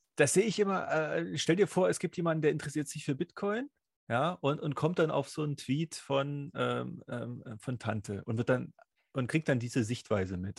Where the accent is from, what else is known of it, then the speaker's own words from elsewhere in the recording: East Germany, Germany; Ich bin ja im Sozialismus groß geworden